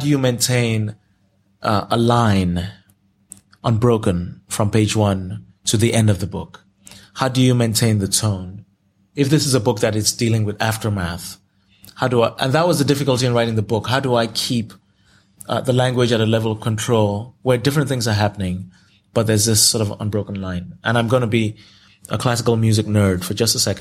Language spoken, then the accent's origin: English; Nigeria; first language Yoruba; English is a second language; now in United States; I can handle myself anywhere in Nigeria. You know, Yoruba was my first language, and I speak it fluently.